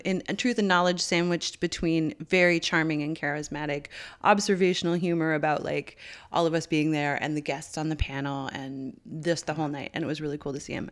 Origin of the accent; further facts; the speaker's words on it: Newfoundland and Labrador, Canada; we've known each other since we were eleven growing up in Newfoundland.